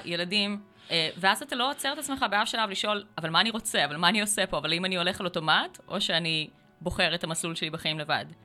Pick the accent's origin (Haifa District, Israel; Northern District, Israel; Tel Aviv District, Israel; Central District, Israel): Northern District, Israel; Acre; now in Krayot, Israel; אני ברחתי מעכו ברגע שיכולתי